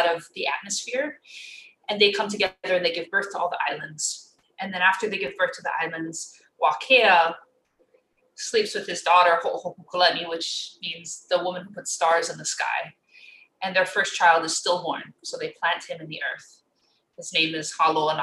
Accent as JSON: {"language": "English", "region": "Hawaii", "country": "United States", "said": "as a Hawaiian"}